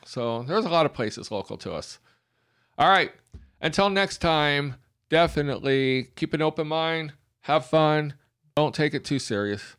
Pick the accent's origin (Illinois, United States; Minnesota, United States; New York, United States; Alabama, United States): Alabama, United States; we are from Alabama